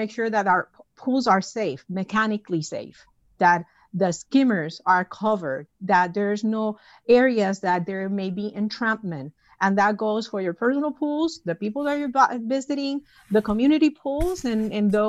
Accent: Puerto Rico; moved away; my hometown of Puerto Rico

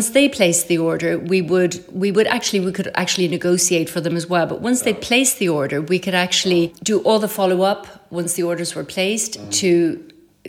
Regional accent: Ireland; moved away as an adult; now in Paris, France; growing up in Ireland in the countryside

